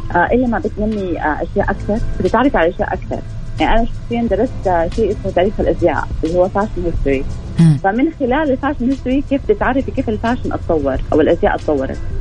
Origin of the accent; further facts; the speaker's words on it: Saudi Arabia; عندنا آه يعني زي ما يقولوا اسبوع موضه رسمي آه في السعوديه